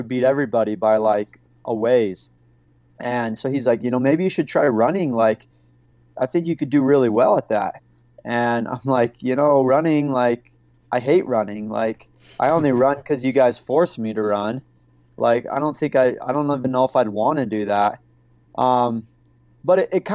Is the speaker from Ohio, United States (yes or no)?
no; St. George, Utah, United States; I grew up in St. George, Utah